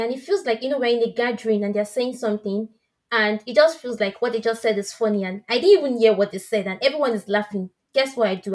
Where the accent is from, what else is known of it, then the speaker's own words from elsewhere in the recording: Nigeria; accent: West African; moved away; he could tell I'm from West Africa based on my accent. I said, yeah. I cannot even stop being Nigerian.